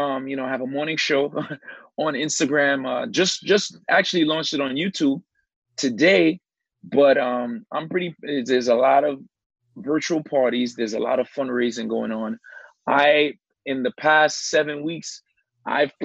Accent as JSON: {"language": "English", "town": "New York City", "region": "New York", "country": "United States", "tie": "born or raised there", "said": "I grew up in the Brownsville section of Brooklyn"}